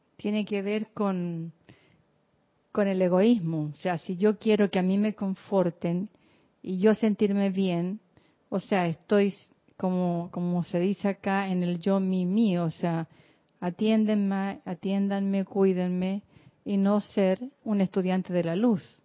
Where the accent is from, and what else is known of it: Chile; moved away